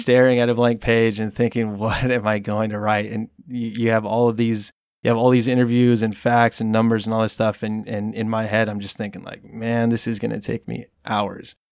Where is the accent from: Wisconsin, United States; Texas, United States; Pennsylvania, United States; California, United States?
California, United States; Watsonville; also born or lived in Mexico; my family decided to stay here when I was about nine years old. And, uh, Wattsmo is really the only thing that I've known. That's why I consider it my hometown